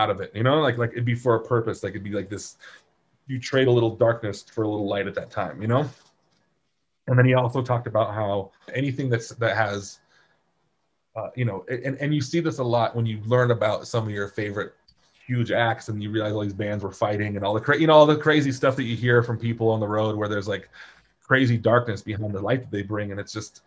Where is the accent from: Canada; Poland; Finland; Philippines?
Poland; growing up in Poland